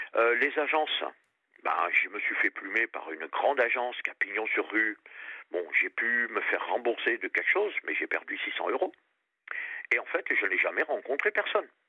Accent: Réunion; also born or lived in Périgord; now in France; je suis du Périgord et j'ai passé toute mon enfance à La Réunion.

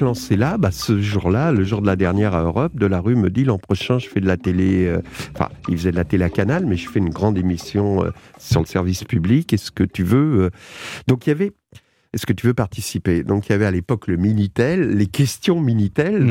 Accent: Argenteuil, Île-de-France, France; je suis d'Argenteuil

